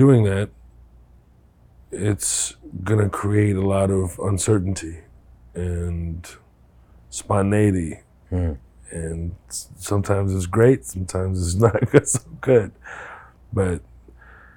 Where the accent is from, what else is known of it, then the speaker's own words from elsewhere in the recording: Houston, Texas, United States; also born or lived in Kuwait; go to Houston and then have my teenage years there